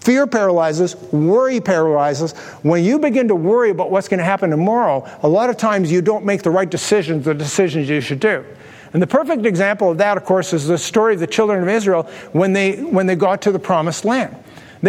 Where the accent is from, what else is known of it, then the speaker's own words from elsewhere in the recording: Canada; we're Canadians